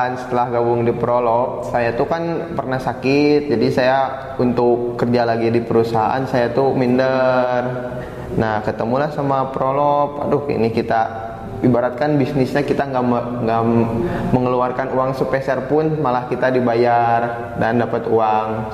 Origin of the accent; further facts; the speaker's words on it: Cimahi, West Java, Indonesia; Saya berasal dari kota Cimahi